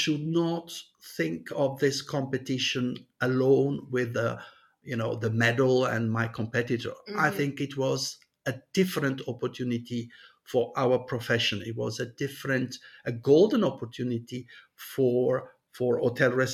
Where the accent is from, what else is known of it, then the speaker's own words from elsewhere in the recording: Montreux, Vaud, Switzerland; in Switzerland, and why not in my hometown, Montreux